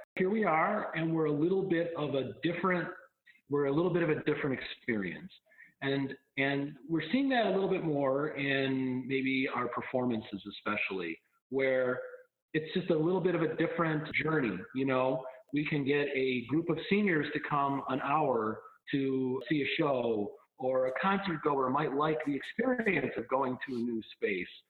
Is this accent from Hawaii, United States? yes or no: no; Colden, New York, United States; I grew up in Colden, outside of the outside of the village quite a ways, but you know part of the kind of greater community here